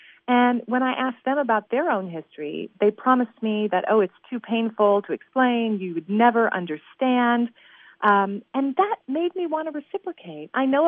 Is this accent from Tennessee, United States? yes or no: yes; Nashville, Tennessee, United States; I'm from Nashville. So when you land in Nashville, it says Music City, USA.